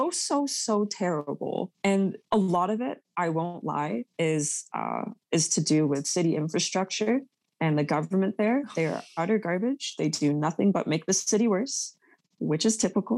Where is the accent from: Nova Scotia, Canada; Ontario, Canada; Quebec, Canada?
Ontario, Canada; Mississauga; I grew up in Meadowvale, which is like a broke, like they call it ghetto